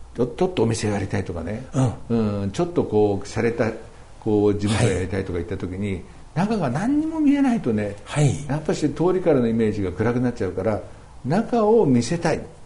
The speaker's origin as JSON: {"language": "Japanese", "town": "Yokohama", "region": "Kanagawa", "country": "Japan", "tie": "born or raised there"}